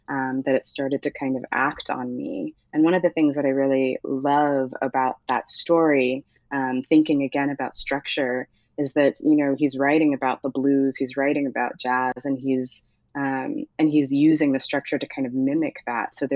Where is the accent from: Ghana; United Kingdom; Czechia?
Ghana; also born or lived in United States; I am Ghanaian, um, but often felt as though I wasn't Ghanaian enough for Ghanaians. Um, I am uh, American